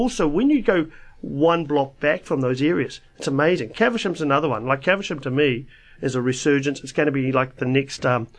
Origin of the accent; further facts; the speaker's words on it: Wellington, New Zealand; moved away as an adult; now in Dunedin, New Zealand; I was born in Wellington.